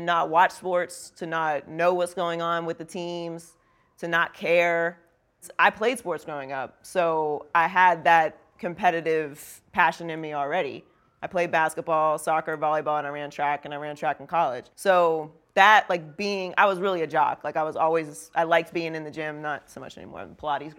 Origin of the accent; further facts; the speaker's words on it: Pittsburgh, Pennsylvania, United States; I grew up in Pittsburgh.